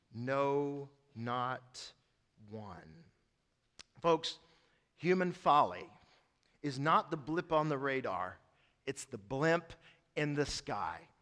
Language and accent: English; East Tennessee, United States; I'm from East Tennessee.